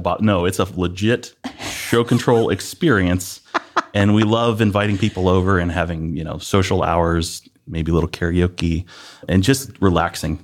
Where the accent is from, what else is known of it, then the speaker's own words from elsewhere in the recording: Northeast Ohio, United States; also born or lived in Columbus, Ohio; I grew up in Northeast Ohio